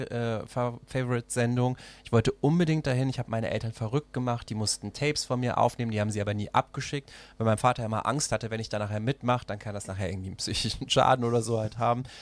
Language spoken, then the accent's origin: German; Mechernich, North Rhine-Westphalia, Germany; moved away as an adult; also born or lived in Brazil / Düsseldorf; now in Berlin, Germany; aufgewachsen bin ich in Mechernich in der Eifel